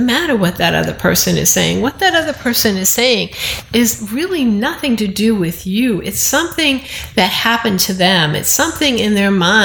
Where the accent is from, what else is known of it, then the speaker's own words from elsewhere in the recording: Boston, Massachusetts, United States; where I grew up in Alston